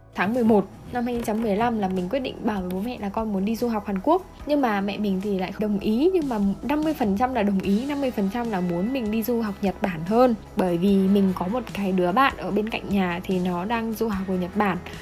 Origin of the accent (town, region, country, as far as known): Vietnam